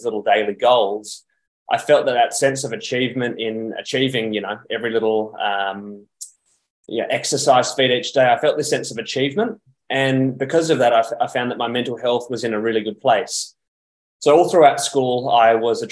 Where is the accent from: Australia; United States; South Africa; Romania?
Australia; Perth, Western Australia; I'm actually originally from Perth in Western Australia, and I got my first bike at around age 13.